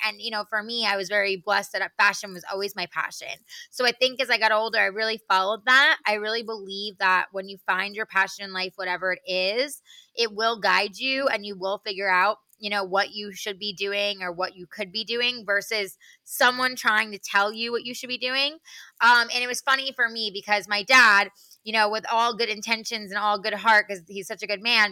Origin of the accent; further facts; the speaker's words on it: New York, United States; moved away as an adult; also born or lived in Arizona; I'm originally from New York